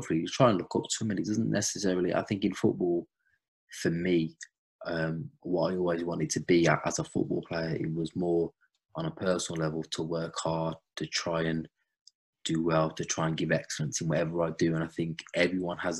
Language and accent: English; Wolverhampton, West Midlands, United Kingdom; I was brought up in Wolverhampton and Midlands